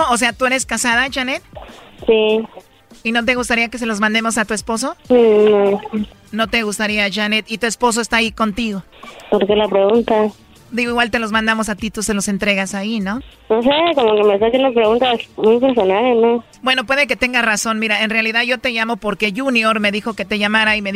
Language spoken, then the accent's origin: Spanish; Puebla, Mexico; Eh, nací en Puebla.